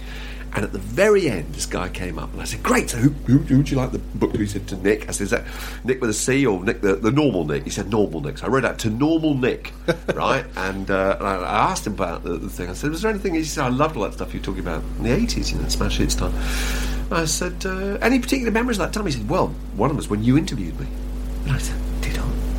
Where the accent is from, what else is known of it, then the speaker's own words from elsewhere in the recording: Fleet, South East England, United Kingdom; moved away; my hometown, Fleet, Hampshire